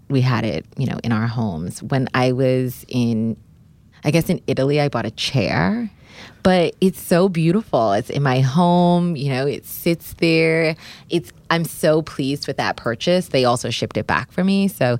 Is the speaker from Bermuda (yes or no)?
yes; Bermuda; I am from Bermuda, and so summer dressing is just where I thrive.